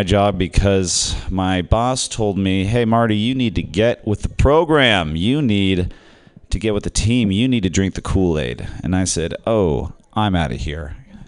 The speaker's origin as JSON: {"language": "English", "country": "Ireland", "said": "I am Irish, okay?"}